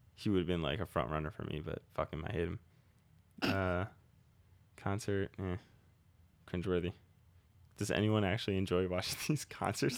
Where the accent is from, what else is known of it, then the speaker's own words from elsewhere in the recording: New Jersey, United States; moved away as an adult; now in Philadelphia, United States; we're from Jersey. We all moved into Philly now.